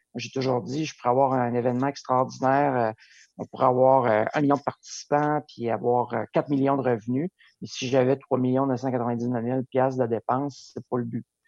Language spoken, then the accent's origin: French; Lac-Beauport, Quebec, Canada; also born or lived in Montreal; j'ai vécu mon enfance à Lac-Beauport